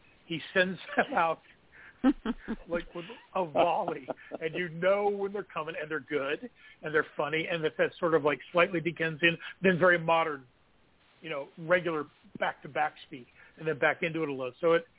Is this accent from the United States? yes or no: yes; Kansas, United States; moved away; also born or lived in Stockton, California / San Francisco, California; I'm from Kansas.